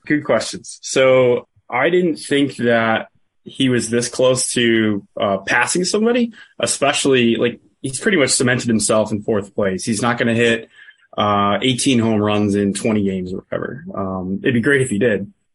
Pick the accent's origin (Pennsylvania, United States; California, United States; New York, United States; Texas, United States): New York, United States; Buffalo; Born and raised in Buffalo, New York, but my dad's from Pittsburgh